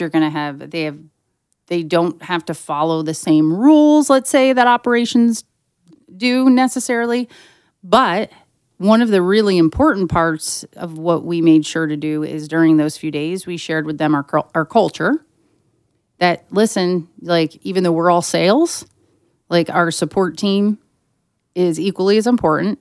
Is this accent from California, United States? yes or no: no; western Pennsylvania, United States; my hometown in western Pennsylvania